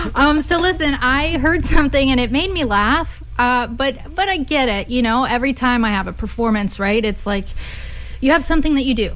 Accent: Austin, Texas, United States; my hometown is Austin

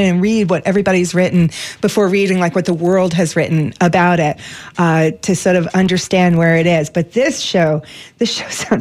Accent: New York City, New York, United States; I grew up in New York City

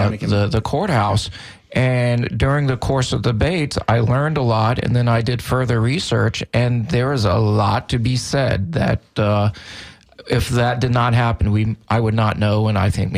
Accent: Tampa, Florida, United States; Growing up in Tampa, the whole Central Avenue and the thriving black community

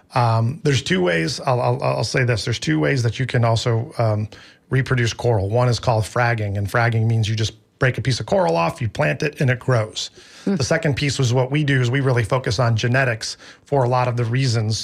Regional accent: Midwest, United States; now in Tampa, United States; I grew up in the Midwest

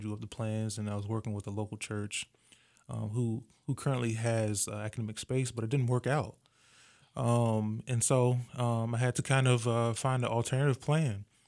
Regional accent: Virginia Beach, Virginia, United States; I'm originally from Virginia Beach, Virginia

